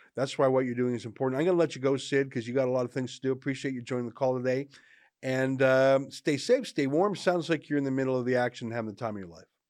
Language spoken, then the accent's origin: English; Southern Alberta, Canada; I'm from Southern Alberta, not that far south